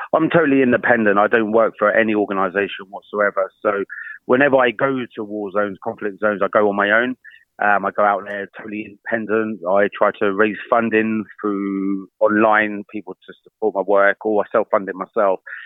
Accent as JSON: {"language": "English", "country": "United Kingdom", "said": "me being British"}